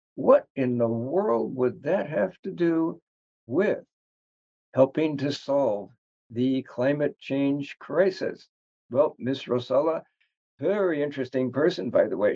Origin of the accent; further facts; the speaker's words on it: United States; as an American